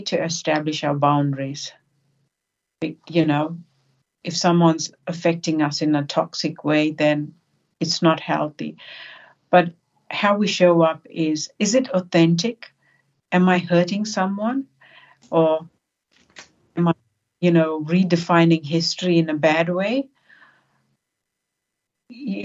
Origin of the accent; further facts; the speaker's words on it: South Africa; also born or lived in New Zealand / Australia; now in Sydney, Australia; growing up in South Africa under the apartheid regime and then moving to New Zealand and Australia